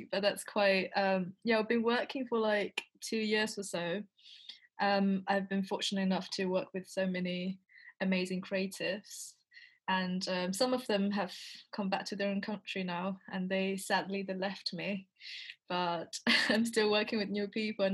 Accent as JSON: {"language": "English", "country": "China", "tie": "born or raised there", "moved": "as an adult", "lives_now": "London, United Kingdom", "said": "I spent like most of my lifetime in China before. I went to all the schools in China"}